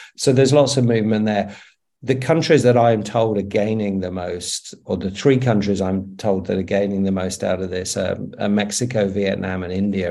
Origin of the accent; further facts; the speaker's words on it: United Kingdom; now in Australia; I'm living in Australia, but I'm British.